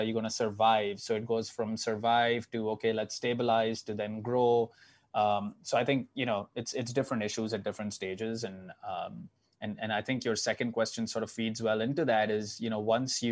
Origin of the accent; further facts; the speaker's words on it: Mumbai, Maharashtra, India; now in New York, United States; So I grew up in Mumbai, 20 million people.